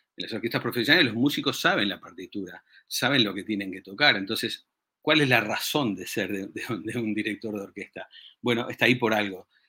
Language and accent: Spanish; Uruguay; yo soy uruguayo